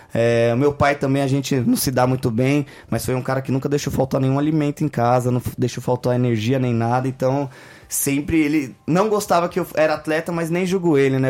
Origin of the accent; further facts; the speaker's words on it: Brazil; a gente é brasileiro